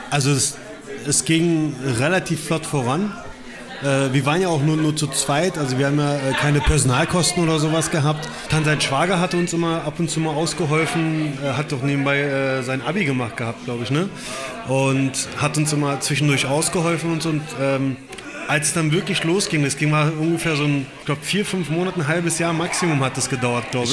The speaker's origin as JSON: {"language": "German", "region": "Berlin", "country": "Germany", "tie": "born or raised there", "said": "Auch aus Berlin, gebürtiger Berliner aus Kreuzberg"}